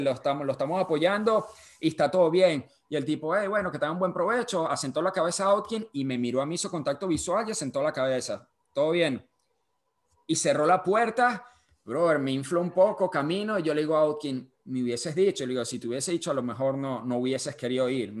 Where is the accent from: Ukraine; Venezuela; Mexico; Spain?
Venezuela; yo salí de Venezuela